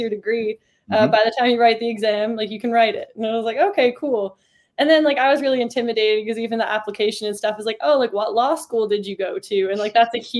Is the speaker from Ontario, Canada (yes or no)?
no; Newfoundland and Labrador, Canada; moved away as an adult; also born or lived in Toronto; So I grew up playing. I played like as high of a level as you could where I was from. I'm from Newfoundland in Canada